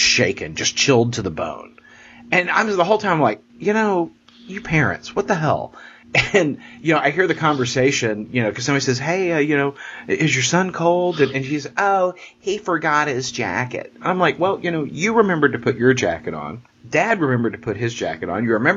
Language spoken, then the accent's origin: English; Texas, United States; I'm a Texan